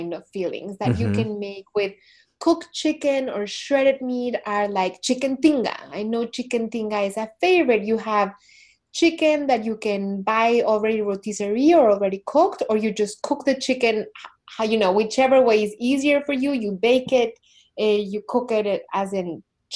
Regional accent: Mexico; growing up in Mexico, which is a country that is like really 99% Catholic

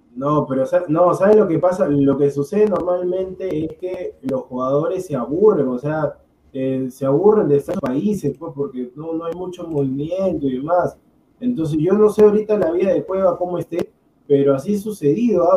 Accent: Peru

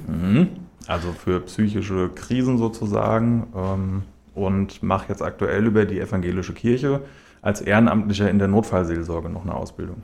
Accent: Schlüchtern, Hesse, Germany; moved away as an adult; now in Hanau, Germany; Ich bin 30, ich äh, wohne aktuell in Hanau, bin aber in Schlüchtern geboren und aufgewachsen

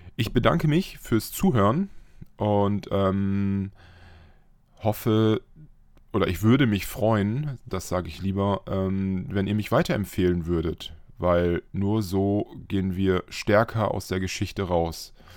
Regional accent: Friesland, Lower Saxony, Germany; moved away; bin ich in meine alte Heimat gefahren, noch aus Friesland

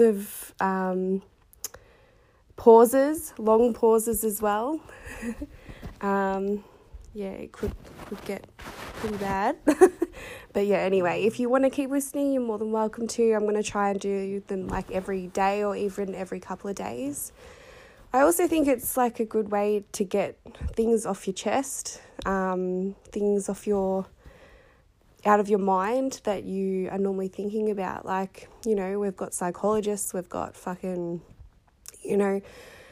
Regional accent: Sunbury, Victoria, Australia; I am from Victoria, Australia. I live in Sunbury and I have done all of my life. Was born in the Sunbury Hospital

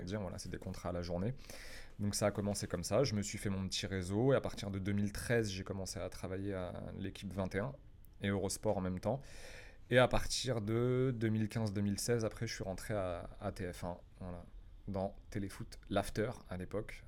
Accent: France; moved away as an adult; now in Paris, France; Je viens d'une petite ville de province

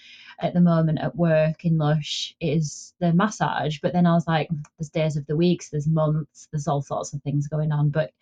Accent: Yorkshire and the Humber, United Kingdom; moved away as an adult; now in Dorset, United Kingdom; I originally am from the north of England, so I'm originally from Yorkshire.

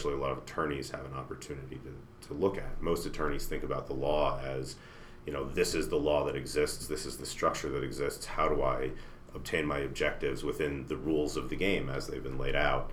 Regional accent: New Jersey, United States; moved away as an adult; now in Colorado, United States; I'm a Jersey boy. I grew up just outside New York City

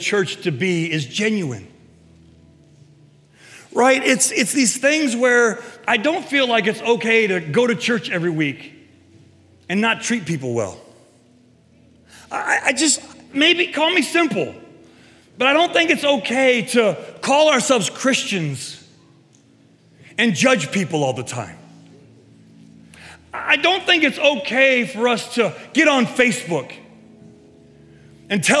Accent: Castalia, Ohio, United States; I grew up in Castalia

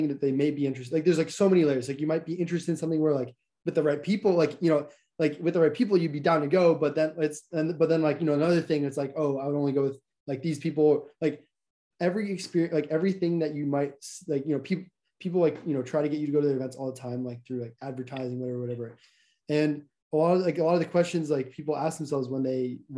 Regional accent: New York City, New York, United States; moved away as an adult; now in Boston, United States; I was born in New York City. Like I'm from New York

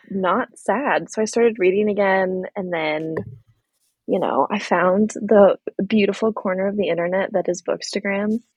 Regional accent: California, United States; also born or lived in Oregon / Virginia / Tennessee / Missouri; so I'm from California, but I've lived in a lot of different places. I've lived in Oregon and Virginia and Tennessee and Missouri um, so been all over.

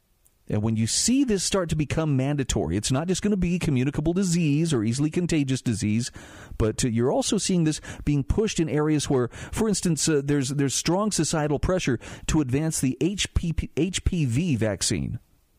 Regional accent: Utah, United States; If you are listening to this from within my home state of Utah

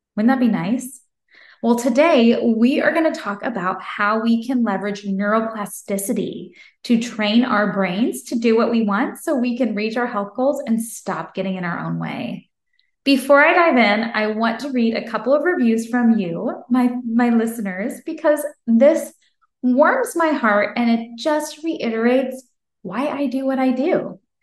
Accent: Franklin, Tennessee, United States; my hometown of Franklin, Tennessee

